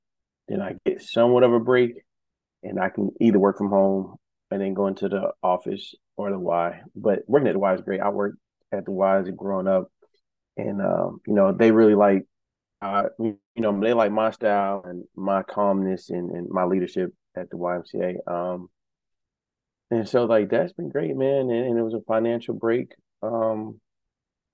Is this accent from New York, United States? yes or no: yes; New York, United States; moved away; I'm from New York